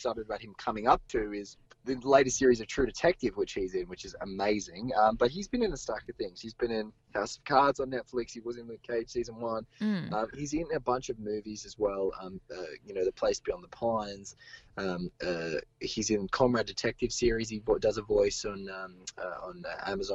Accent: Australia; as an Australian person

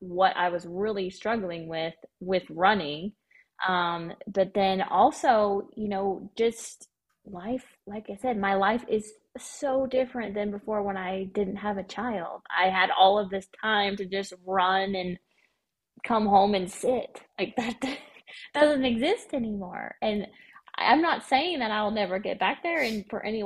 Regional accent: Missouri, United States; now in Arkansas, United States; I'm from Missouri

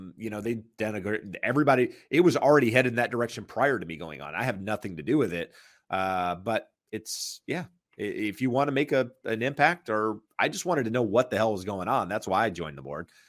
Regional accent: North Carolina, United States; I'm from North Carolina, so we think we say things weird

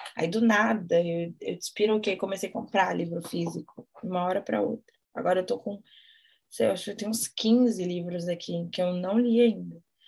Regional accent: Brazil; a gente é brasileira

